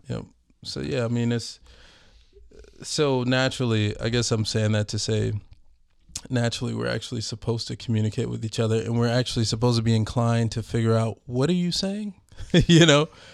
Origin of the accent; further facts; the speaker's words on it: Minneapolis, Minnesota, United States; I'm from North Minneapolis